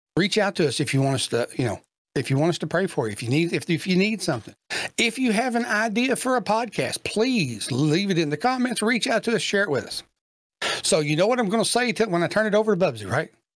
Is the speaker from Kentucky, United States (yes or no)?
yes; Kentucky, United States; I'm from Kentucky